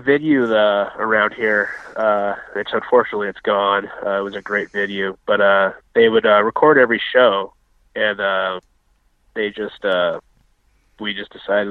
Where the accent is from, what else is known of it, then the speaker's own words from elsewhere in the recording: Colville, Washington, United States; Like, I'm from Colville, and a lot of people call that Colville. That's a town like 80 miles north of here, and there's a Colville Indian tribe too.